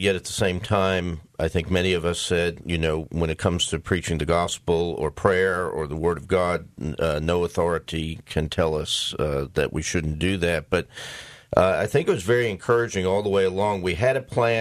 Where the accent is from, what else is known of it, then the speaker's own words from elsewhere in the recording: New York metropolitan area, United States; also born or lived in Poughkeepsie, New York; I was born in Poughkeepsie, New York, and raised in the New York metropolitan area